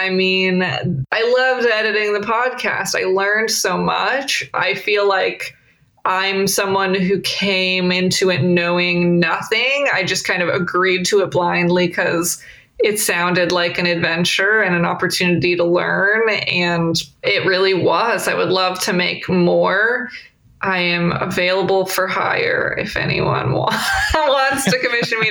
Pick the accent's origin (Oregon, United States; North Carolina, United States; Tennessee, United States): Oregon, United States; Portland; my hometown of Portland, Oregon